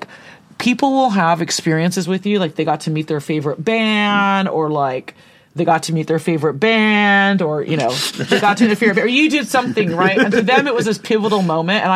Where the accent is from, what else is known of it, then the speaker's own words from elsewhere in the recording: Santa Cruz, California, United States; moved away; I grew up in the best place in the universe, which is Santa Cruz in Northern California